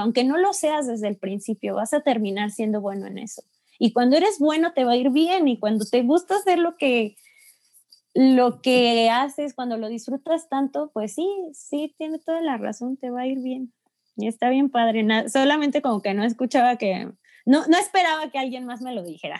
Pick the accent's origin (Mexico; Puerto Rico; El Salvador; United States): Mexico; como mexicano